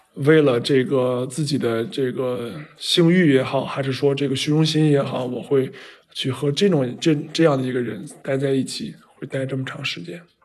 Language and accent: Chinese; China; 因为在我们中国人看来，这个人其实就是一个疯子。